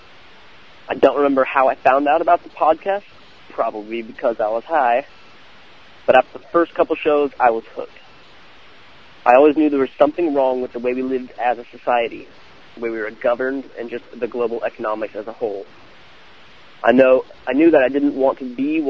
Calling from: California, United States; I am calling from California

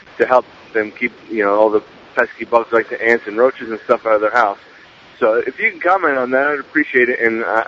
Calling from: North Carolina, United States; Hey, Jack. … I'm calling from North Carolina

